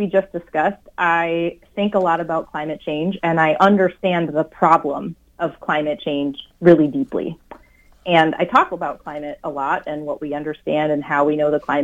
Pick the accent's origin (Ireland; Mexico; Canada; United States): United States; Wisconsin; now in Minnesota, United States; I grew up in Wisconsin. I'm a good Midwesterner